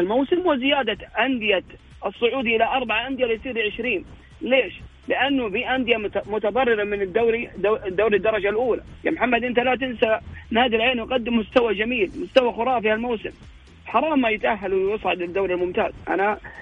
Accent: Saudi Arabia; عندنا في السعوديه

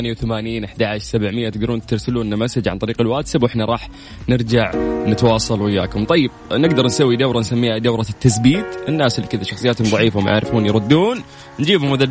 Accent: Jeddah, Makkah Province, Saudi Arabia; … من اي مدينة؟ انا من جدة من جدة

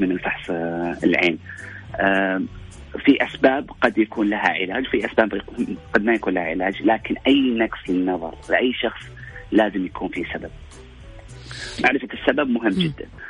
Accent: Saudi Arabia; عندنا في السعوديه

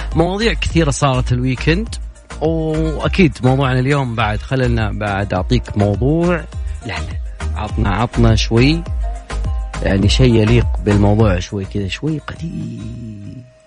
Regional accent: Saudi Arabia; كلنا كسعوديين

